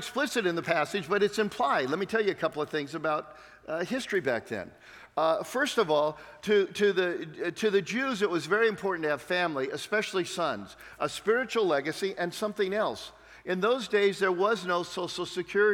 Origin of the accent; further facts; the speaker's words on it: San Diego, California, United States; I'm from San Diego, which means I live in the land of fruits and nuts